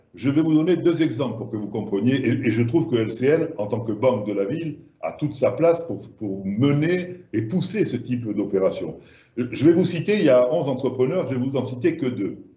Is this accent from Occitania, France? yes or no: yes; Languedoc, Occitania, France; accent: southern French; moved away